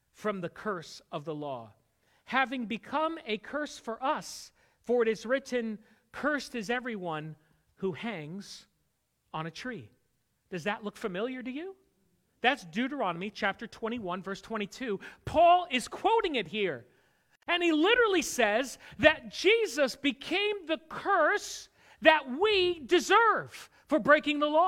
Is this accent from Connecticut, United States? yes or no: yes; Connecticut, United States; I grew up in Connecticut, but I didn't grow up a churchgoer